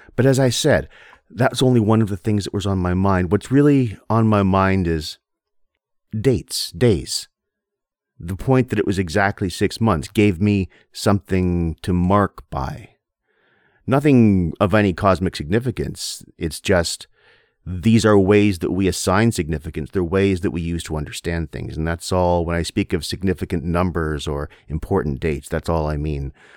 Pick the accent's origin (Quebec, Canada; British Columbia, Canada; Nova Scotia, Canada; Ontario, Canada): Ontario, Canada; Windsor; moved away as an adult; also born or lived in South Korea; I grew up in Windsor, Ontario